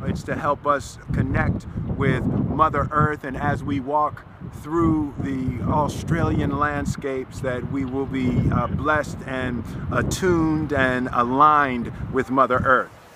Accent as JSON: {"language": "English", "town": "Philadelphia", "region": "Pennsylvania", "country": "United States", "tie": "born or raised there", "moved": "yes", "said": "when I grew up in Philly"}